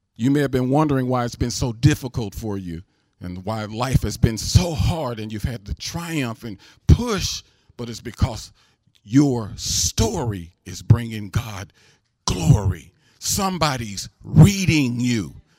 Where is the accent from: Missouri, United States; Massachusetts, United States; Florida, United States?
Missouri, United States; St. Louis; I'm from Saint Louis